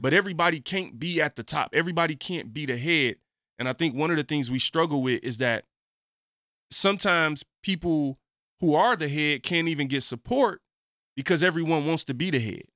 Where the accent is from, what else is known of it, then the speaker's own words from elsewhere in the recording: Michigan, United States; I'm from Michigan.